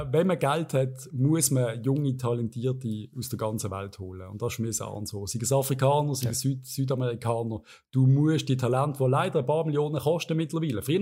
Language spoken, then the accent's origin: German; Switzerland; Ich finde, als Schweizer musst du einfach ein bisschen mehr machen.